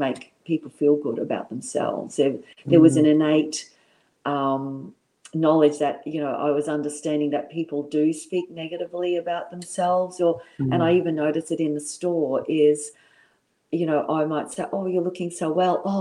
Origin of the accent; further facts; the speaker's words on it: Brisbane, Queensland, Australia; also born or lived in London; being a young girl in Brisbane